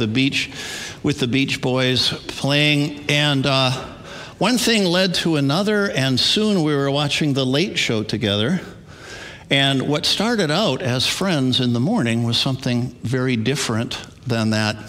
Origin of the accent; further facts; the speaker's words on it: Edmonton, Alberta, Canada; also born or lived in Wisconsin, United States; When I was 7, moved to Edmonton, Alberta, Canada